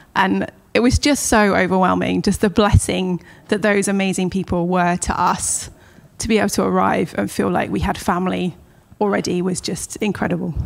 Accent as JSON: {"language": "English", "town": "Southampton", "region": "South East England", "country": "United Kingdom", "tie": "born or raised there", "moved": "as an adult", "lives_now": "Los Angeles, United States", "said": "I was also born in Hampshire, so I was born in Southampton, which is just on the on the coast of England. Um, I have a younger brother, and it's just a family of four that grew up in there."}